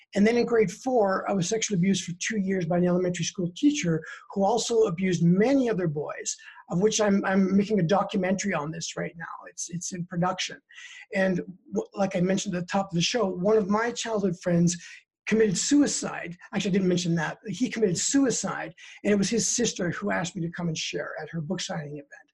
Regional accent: British Columbia, Canada; now in Denver, United States; I'm originally from Canada. I'm a Canadian citizen from the West Coast in British Columbia, born and raised there. And in 2003, I moved to uh, the US and I've been here ever since.

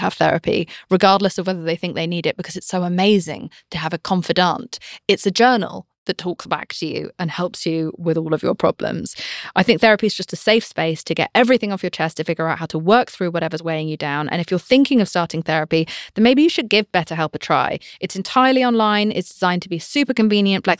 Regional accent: United Kingdom; I'm British.

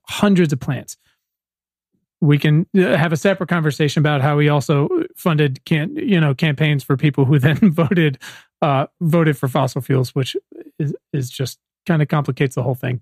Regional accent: Virginia, United States; I think I'm from Virginia

